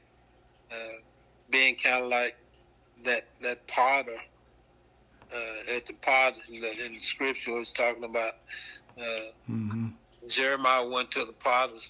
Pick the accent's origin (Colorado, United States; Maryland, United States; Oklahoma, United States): Oklahoma, United States; I'm back in my hometown pastoring